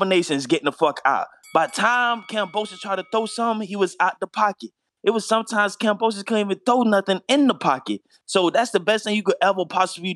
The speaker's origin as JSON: {"language": "English", "area": "Broward County", "region": "Florida", "country": "United States", "said": "I'm from Broward"}